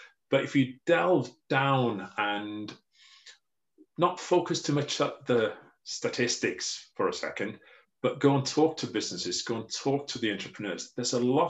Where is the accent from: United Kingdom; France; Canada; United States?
United Kingdom; Anglesey, Wales; Yeah, so I was born here on Anglesey, born in Holyhead Hospital, and grew up on the island as well. And as you said, grew up on the family beef and sheep farm.